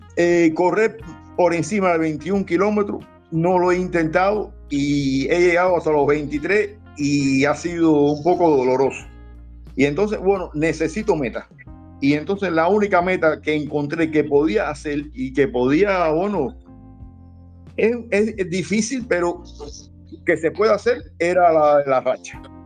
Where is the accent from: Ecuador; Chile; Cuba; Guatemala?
Cuba; Isla de la Juventud; moved away as an adult; also born or lived in Matanzas; now in Havana, Cuba; soy natural de Matanza, pero casi toda mi vida la eché allá en, la isla de la juventud.